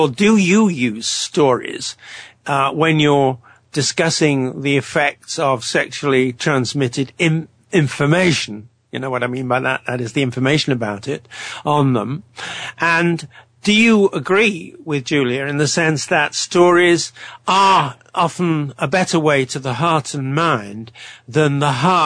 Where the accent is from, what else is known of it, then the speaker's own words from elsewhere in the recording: United Kingdom; I'm from Britain, as everybody can tell